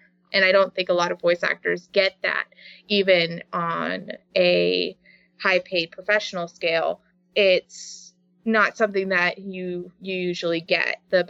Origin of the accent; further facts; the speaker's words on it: North West England, United Kingdom; accent: English; everybody wanted my English accent. Right. Which is like, okay. So this was the first real big part that I was able to use my natural voice for.